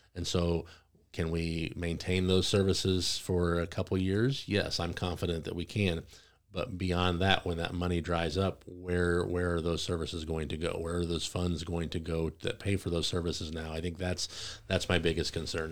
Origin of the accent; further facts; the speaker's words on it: Greene County, Illinois, United States; also born or lived in Calhoun County; I wasn't necessarily born in Greene County, I was born in Calhoun, but we moved to Greene County at a very young age